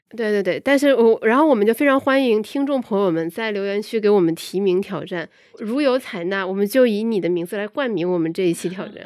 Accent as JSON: {"language": "Chinese", "town": "Guangzhou", "region": "Guangdong", "country": "China", "tie": "born or raised there", "moved": "yes", "said": "我本身是来自广州，我觉得广州的整个生活节奏都特别地舒服"}